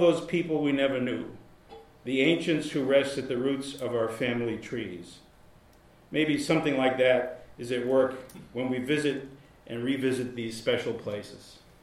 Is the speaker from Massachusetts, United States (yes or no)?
yes; Massachusetts, United States; now in Baltimore, United States; the town that I grew up in in Massachusetts